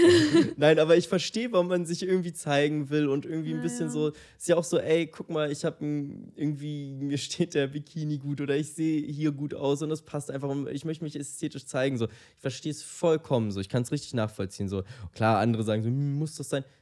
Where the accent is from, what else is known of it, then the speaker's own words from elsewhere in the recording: Munich, Bavaria, Germany; Ich komme aus München